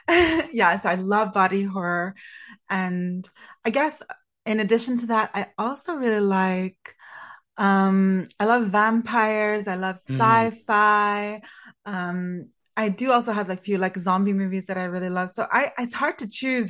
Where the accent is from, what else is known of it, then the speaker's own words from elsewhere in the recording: Canada; A fellow Canadian like me. I think he is my country's greatest export.